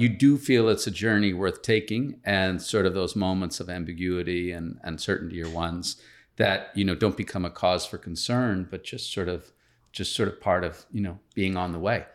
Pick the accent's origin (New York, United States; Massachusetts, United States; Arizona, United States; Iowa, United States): Massachusetts, United States; Boston; moved away as an adult; now in Miami, United States; I'm originally from, from Boston